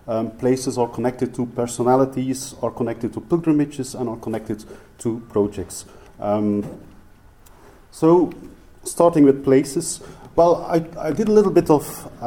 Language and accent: English; Ypres, Flanders, Belgium; first language Flemish; English is a second language; it was about right that finally someone from Ypres visited Cork again. Ladies and gentlemen, I won't be speaking in my mother tongue, which is Flemish.